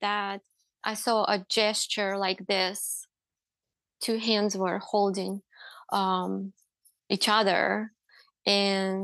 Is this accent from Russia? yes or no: yes; Russia; now in United States; I grew up in Russia.